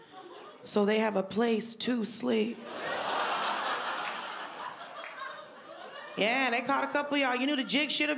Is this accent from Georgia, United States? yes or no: yes; Georgia, United States; I'm from Georgia